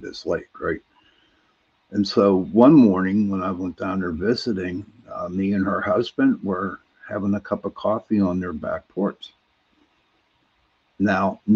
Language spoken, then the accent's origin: English; Pittsburgh, Pennsylvania, United States; I'm from Pittsburgh. You know, our accents are pretty bad up here